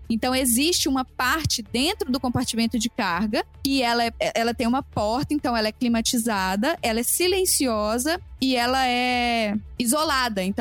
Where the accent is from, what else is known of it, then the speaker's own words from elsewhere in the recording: Brazil; now in United States; Porque a minha mala, quando chegou, quando eu vim do Brasil pra cá, ela chegou suja de lama. E meu voo era direto. E era de São